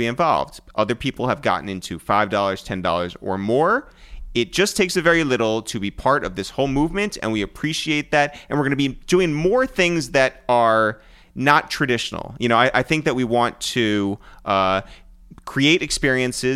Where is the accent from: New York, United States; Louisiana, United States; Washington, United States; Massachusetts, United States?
New York, United States; Purchase; now in New York City, United States; where we grew up in Purchase, New York